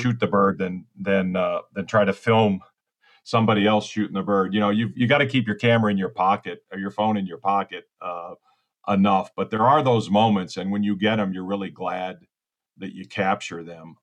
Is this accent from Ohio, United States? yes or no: yes; Ohio, United States; now in Naples, Florida, United States; I'm originally from Ohio, so I'm a, I'm a Midwestern